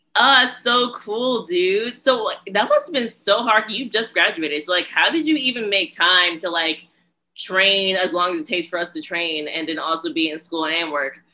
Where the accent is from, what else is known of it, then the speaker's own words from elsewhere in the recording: New Jersey, United States; I'm from Jersey.